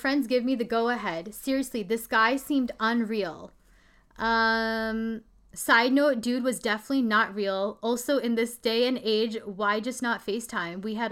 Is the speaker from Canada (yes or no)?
no; Pakistan; we're Pakistani